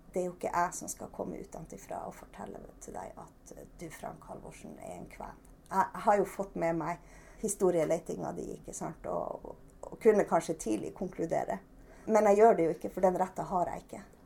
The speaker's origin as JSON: {"language": "Norwegian", "region": "Trøndelag", "country": "Norway", "moved": "yes", "lives_now": "Børselv, Norway", "said": "Jeg er jo egentlig trønder, og vi, vi har jo bodd i Finnmark i ganske mange år."}